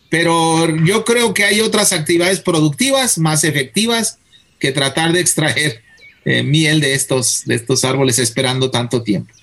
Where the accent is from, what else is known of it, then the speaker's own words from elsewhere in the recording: Guadalajara, Jalisco, Mexico; also born or lived in Wisconsin; Yo soy de Guadalajara